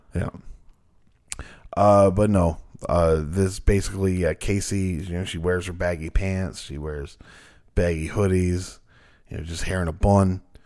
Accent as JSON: {"language": "English", "region": "Newfoundland and Labrador", "country": "Canada", "said": "we're from Newfoundland."}